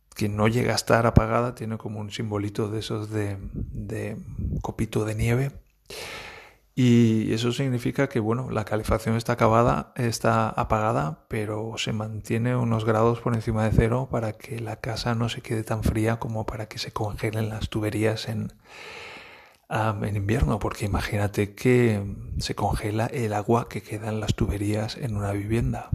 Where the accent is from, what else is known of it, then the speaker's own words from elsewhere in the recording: Valencia, Valencian Community, Spain; moved away as an adult; now in Germany; Yo vengo de Valencia